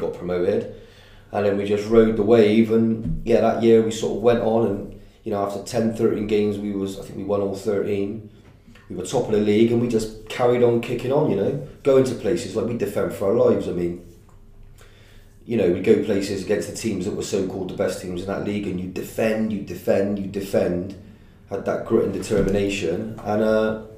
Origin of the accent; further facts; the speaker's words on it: Stroud, South West England, United Kingdom; also born or lived in Wales; I'm from Stroud originally, went to school in Stroud